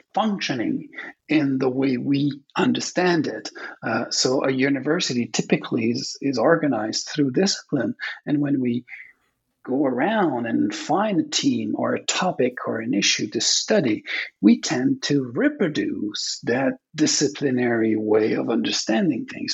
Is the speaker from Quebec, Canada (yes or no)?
yes; Quebec, Canada; English is a second language; I'm from Quebec. Uh, it's a francophone province in Canada